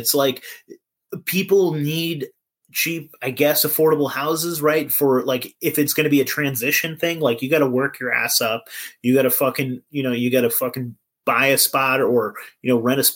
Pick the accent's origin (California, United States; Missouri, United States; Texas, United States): California, United States; also born or lived in Eureka, California; I'm from California